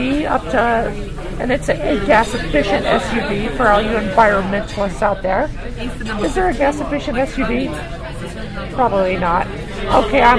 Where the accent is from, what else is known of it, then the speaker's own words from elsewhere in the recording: United States; I'm just an American.